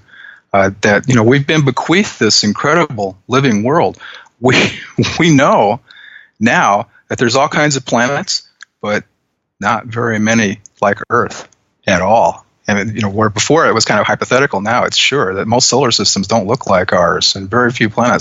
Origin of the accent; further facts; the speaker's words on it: Western Iowa, United States; ever since I was a kid, I grew up in Western Iowa